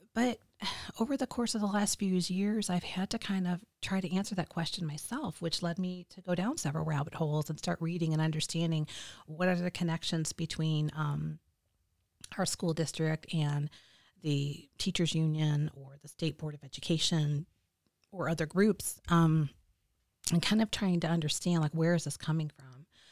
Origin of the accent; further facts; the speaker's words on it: Michigan, United States; moved away as an adult; also born or lived in Illinois; I'm originally from Michigan, but we were living out of state